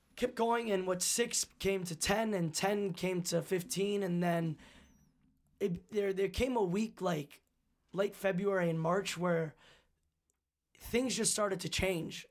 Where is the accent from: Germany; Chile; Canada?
Canada; being Canadian